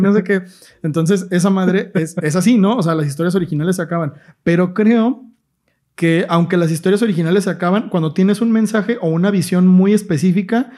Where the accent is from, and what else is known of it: Mexico